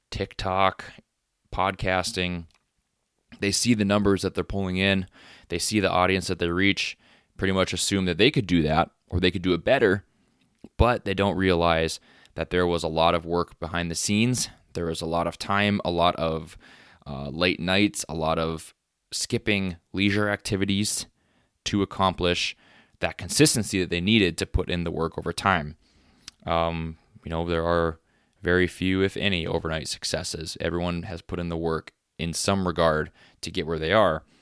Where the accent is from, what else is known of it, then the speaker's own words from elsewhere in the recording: Texas, United States; moved away; And since I moved to North Dakota from Texas and um, been living on a farm